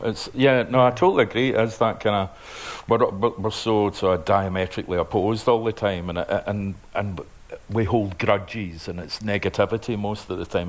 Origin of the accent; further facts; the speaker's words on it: Glasgow, Scotland, United Kingdom; also born or lived in Lanarkshire; I was originally from Springburn, but then we moved to Lanarkshire and all over the place